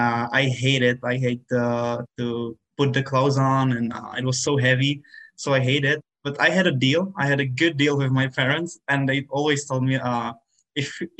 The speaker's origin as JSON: {"language": "English", "country": "Czechia", "tie": "born or raised there", "moved": "yes", "said": "my hometown and of my country"}